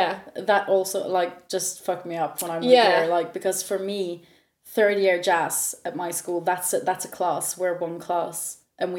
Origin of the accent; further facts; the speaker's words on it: Norway; accent: Norwegian; first language Norwegian; English is a second language; moved away as an adult; also born or lived in Leeds; now in United Kingdom; growing up in Norway